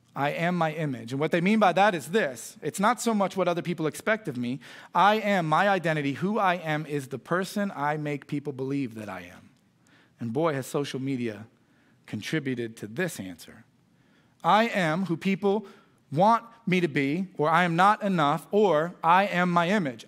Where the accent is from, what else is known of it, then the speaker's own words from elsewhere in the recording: United States; I was raised in Boone County